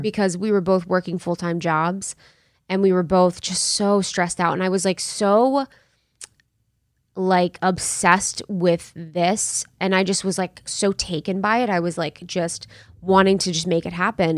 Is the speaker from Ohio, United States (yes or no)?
yes; Ohio, United States; moved away; also born or lived in New York; I'm from Ohio, small town, small town in Ohio